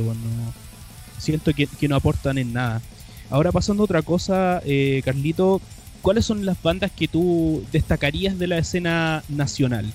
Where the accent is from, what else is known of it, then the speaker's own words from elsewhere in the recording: Chile; nuestro black metal chileno autóctono